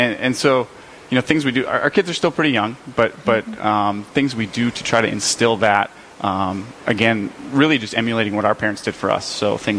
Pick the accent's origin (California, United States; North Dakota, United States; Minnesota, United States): North Dakota, United States; Dickinson; born and raised in Dickinson, went to what was formerly St. Wenceslaus, now Trinity Elementary East, for grade school, then attended Trinity High School after that.